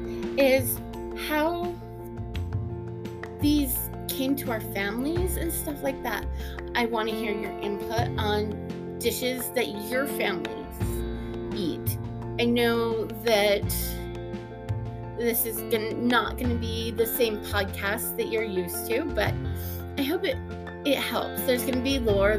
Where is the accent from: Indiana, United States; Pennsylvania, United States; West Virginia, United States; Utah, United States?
Utah, United States; I am from Utah. I live in Ogden.